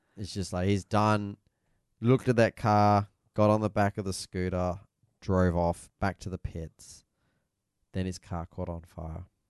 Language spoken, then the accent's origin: English; Australia; as an Australian